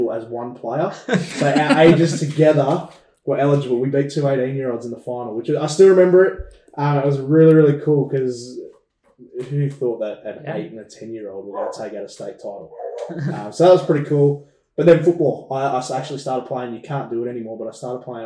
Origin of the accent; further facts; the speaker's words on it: Sydney, New South Wales, Australia; I was born in Sydney, Bankstown in Sydney, actually